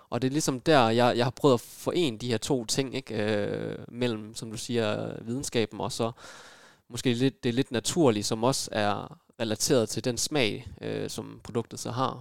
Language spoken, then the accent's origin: Danish; Aarhus, Central Denmark Region, Denmark; jeg er født og opvokset i Aarhus